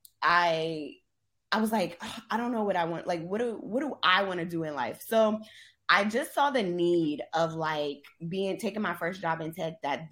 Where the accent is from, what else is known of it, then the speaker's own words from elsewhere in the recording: Charleston, South Carolina, United States; moved away as an adult; also born or lived in Indianapolis / Atlanta; I left my hometown